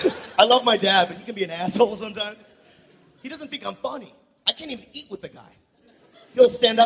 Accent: San Diego, California, United States; And I grew up in San Diego.

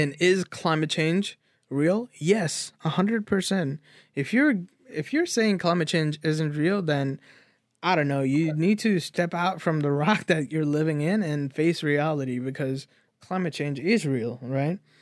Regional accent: United States; we are American people

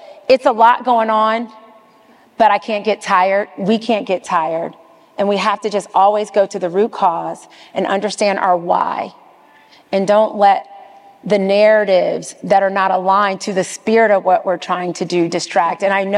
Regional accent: the South, United States; now in New York, United States; You know, I am from the South. You know, my mom is an educator. My dad drove trucks and scanned boxes. I'm first generation integration. You know, I went to schools in the South, but I work in New York in the largest financial center.

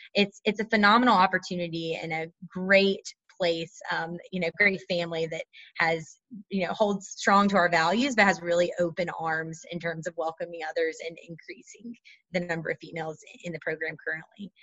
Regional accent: North Carolina, United States; I'm from North Carolina originally, so um, NC is near and dear to my heart

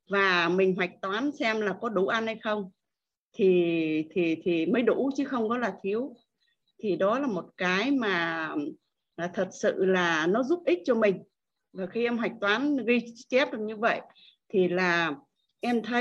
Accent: Thanh Hóa, Vietnam; vùng quê em là ở Thanh Hóa vùng uh, miền Trung với cô quanh năm mưa gió bão lũ một năm chỉ có hai vụ thôi

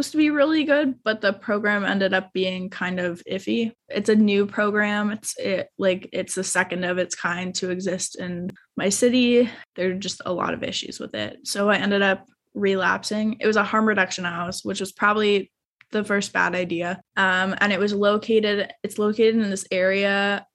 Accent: Ontario, Canada; now in Toronto, Canada; my hometown in Ontario

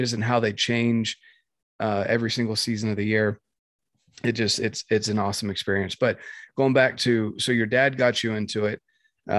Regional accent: North Carolina, United States; moved away; I grew up in North Carolina

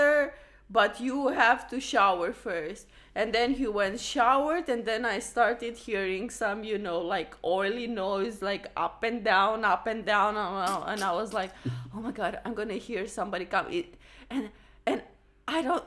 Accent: Romania; also born or lived in Tokyo, Japan; now in Amsterdam, Netherlands; I'm from Romania

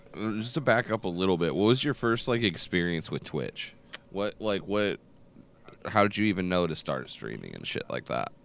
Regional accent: Michigan, United States; I'm from Michigan

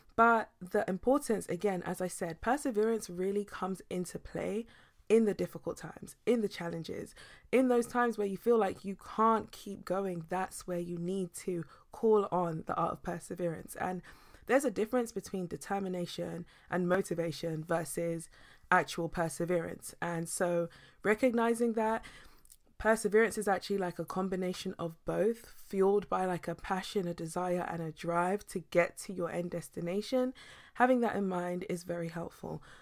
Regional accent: United Kingdom

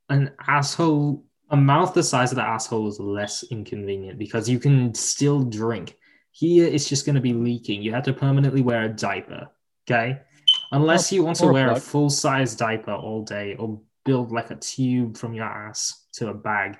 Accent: London, United Kingdom; I'm from London, right?

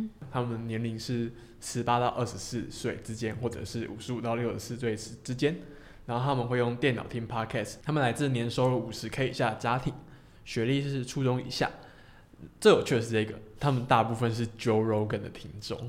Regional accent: Hong Kong; 因为我是香港人

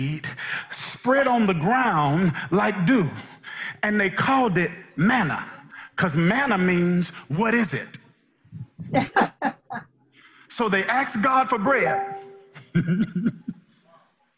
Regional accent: Mississippi, United States; moved away; I'm originally from Mississippi, some kind of country.

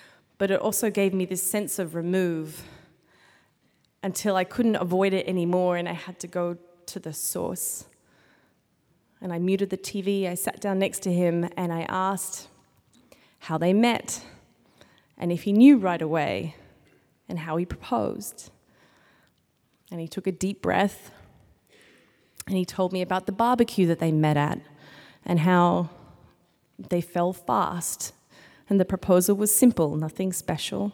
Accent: Australia; now in United States; I am from Australia

